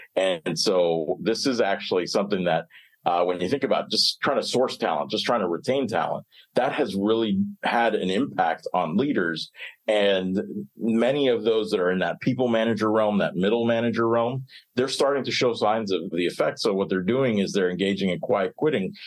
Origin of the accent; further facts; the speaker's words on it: Miami, Florida, United States; I grew up in Miami